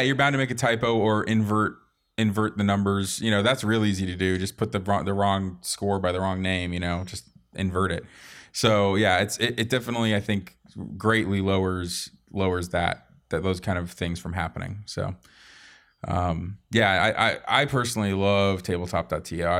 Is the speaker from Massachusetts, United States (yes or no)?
yes; Boston, Massachusetts, United States; moved away; also born or lived in Portsmouth, New Hampshire; I was born in Boston.